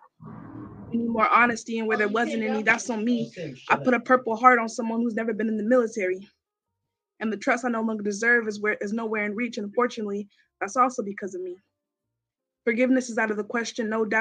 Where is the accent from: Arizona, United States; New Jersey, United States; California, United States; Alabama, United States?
California, United States; San Bernardino; I'm from San Bernardino, California.